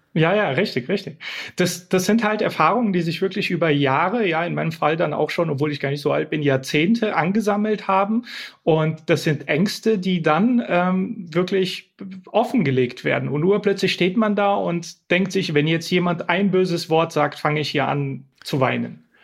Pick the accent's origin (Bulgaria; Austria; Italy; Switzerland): Bulgaria; now in Germany; ich komme aus Bulgarien